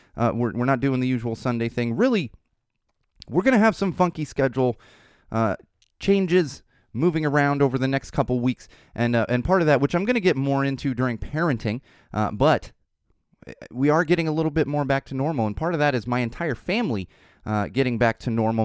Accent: San Diego, California, United States; now in Los Angeles, United States; when I was growing up in San Diego, uh, in the nineties

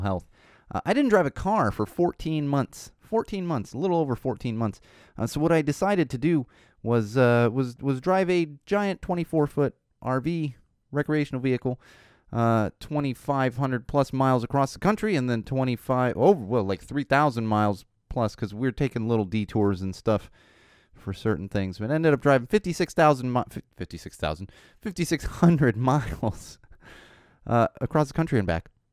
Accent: Poway, California, United States; also born or lived in Miami, Florida / Chicago / Los Angeles; I grew up in Poway

